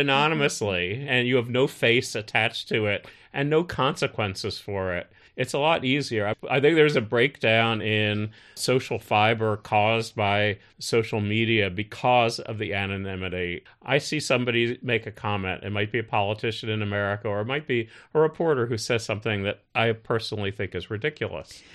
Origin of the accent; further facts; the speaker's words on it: United States; now in China; as an American